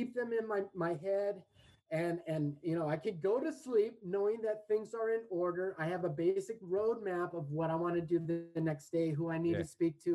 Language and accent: English; Redondo Beach, California, United States; moved away; In South Bay, LA, where I grew up in Redondo